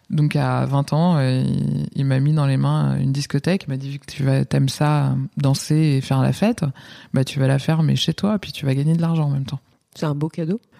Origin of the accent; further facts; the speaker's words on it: Yonne, Bourgogne-Franche-Comté, France; also born or lived in Lyon; provinciale et fière de l'être. Euh, je viens d'un petit village de 1500 habitants mmh. dans Lyon.